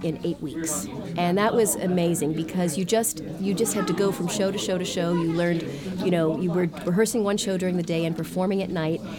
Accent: Pittsburgh, Pennsylvania, United States; Pittsburgh Civic Light Opera, which is my hometown

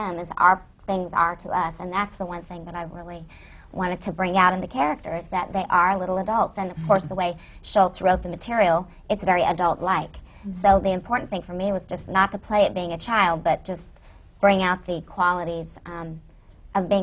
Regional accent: Oklahoma, United States; moved away as an adult; now in New York, United States; I grew up in Oklahoma

